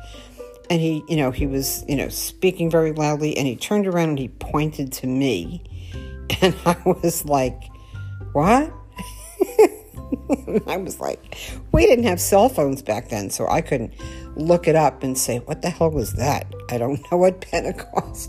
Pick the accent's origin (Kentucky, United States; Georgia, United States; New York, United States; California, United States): New York, United States; North Babylon; When I was a kid growing up in New York on Long Island